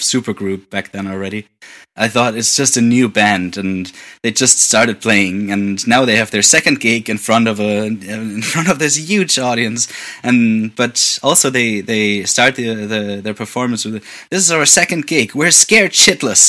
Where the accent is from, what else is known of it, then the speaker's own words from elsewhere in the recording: near Wiesbaden, Hesse, Germany; moved away as an adult; also born or lived in Hamburg; now in Berlin, Germany; very close to my hometown. Like, the nearest bigger city is called Wiesbaden